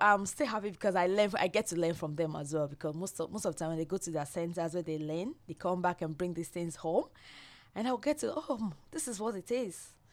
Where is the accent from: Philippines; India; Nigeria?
Nigeria; moved away as an adult; now in Australia; I'm from Nigeria